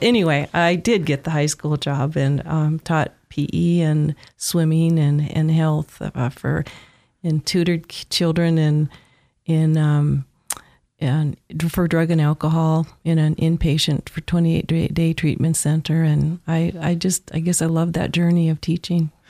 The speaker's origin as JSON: {"language": "English", "town": "Williston", "region": "North Dakota", "country": "United States", "tie": "born or raised there", "moved": "as an adult", "lives_now": "Treasure Valley, United States", "said": "Born and raised in Williston, North Dakota."}